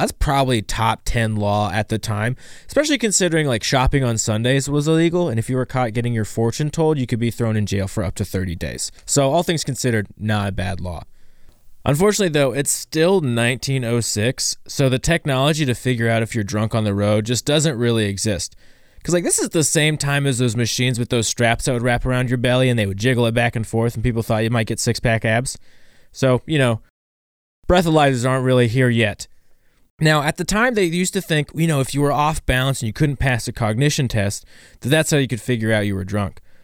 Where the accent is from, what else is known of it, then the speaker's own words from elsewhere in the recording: Ohio, United States; I'm from Ohio